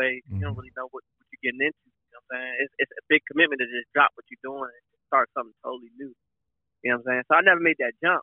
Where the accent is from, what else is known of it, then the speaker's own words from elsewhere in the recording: Maryland, United States; I grew up in Maryland right outside of D.C., like 15 minutes outside of D.C.